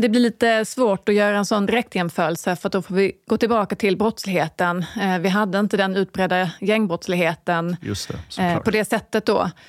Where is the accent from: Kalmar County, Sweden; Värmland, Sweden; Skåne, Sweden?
Skåne, Sweden; Falsterbo; now in Stockholm, Sweden; då pratar jag liksom Falsterbo, där jag kommer ifrån